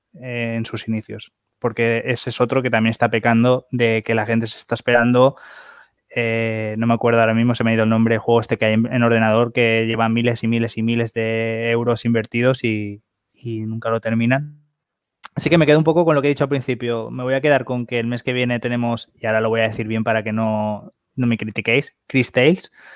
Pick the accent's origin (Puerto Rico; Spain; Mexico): Spain; somos de España